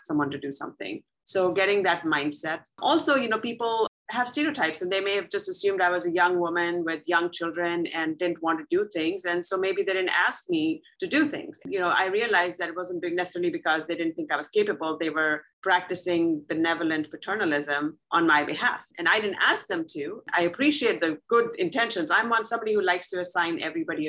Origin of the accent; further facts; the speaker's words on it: India; moved away as an adult; now in St. Louis, United States; I grew up in India